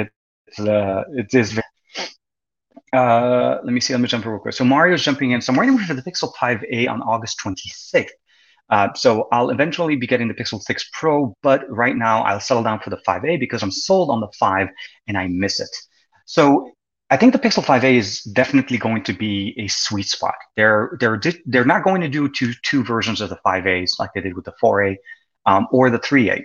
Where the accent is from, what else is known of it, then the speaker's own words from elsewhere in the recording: Lebanon; growing up in Lebanon when I was a kid